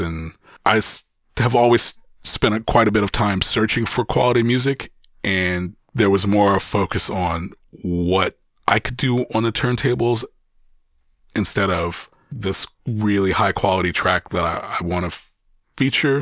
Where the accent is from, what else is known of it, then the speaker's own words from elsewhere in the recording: Columbus, Ohio, United States; in my hometown, being able to curate quality music so close to home